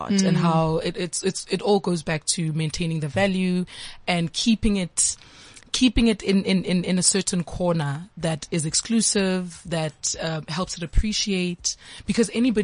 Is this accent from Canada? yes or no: no; Bochum, Limpopo, South Africa; we're from Limpopo